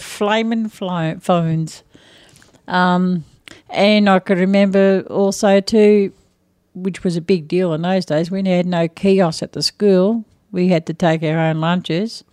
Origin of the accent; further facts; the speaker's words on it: Echuca, Victoria, Australia; I was born in Ichuka